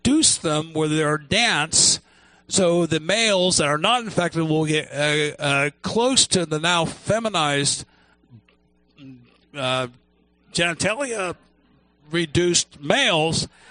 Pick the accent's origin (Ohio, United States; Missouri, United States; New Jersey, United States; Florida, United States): Ohio, United States; I grew up in Ohio